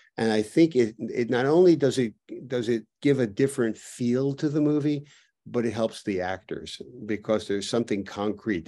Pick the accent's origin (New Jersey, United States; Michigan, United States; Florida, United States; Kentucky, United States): New Jersey, United States; moved away; also born or lived in New York; I grew up in New Jersey and came to New York